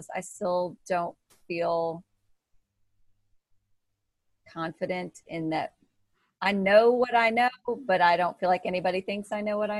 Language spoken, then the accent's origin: English; Missouri, United States; I'm from Missouri